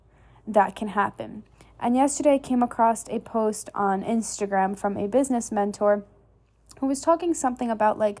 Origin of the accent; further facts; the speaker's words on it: New York, United States; now in Texas, United States; I'm initially from New York, so like I'm normally used to cold and snow and ice